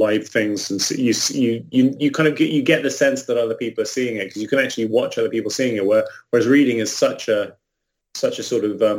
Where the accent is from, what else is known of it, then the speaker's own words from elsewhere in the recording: England, United Kingdom; I'm also English